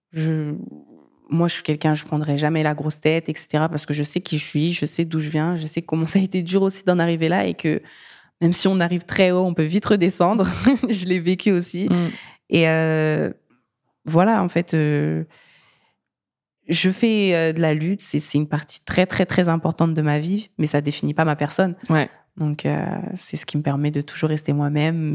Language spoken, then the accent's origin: French; France; moi, je suis malienne française. Et en allant au Mali